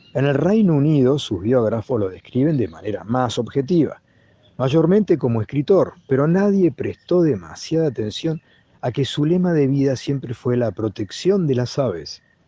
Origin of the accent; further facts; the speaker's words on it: Argentina; also born or lived in Saladillo, Buenos Aires Province; argentino, 54 años, ornitólogo